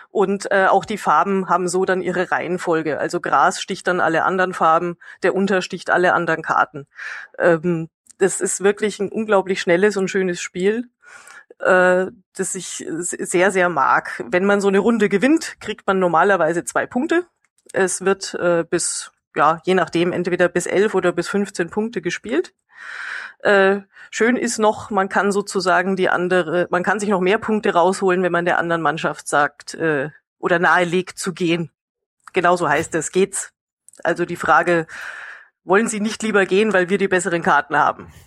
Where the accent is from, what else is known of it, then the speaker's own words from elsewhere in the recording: Bavaria, Germany; kommt aus meiner Heimat Bayern oder auch Tiroler Gegend